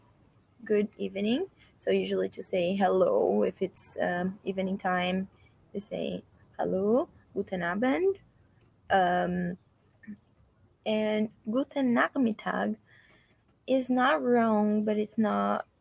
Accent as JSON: {"language": "English", "country": "Brazil", "said": "I'm from Brazil"}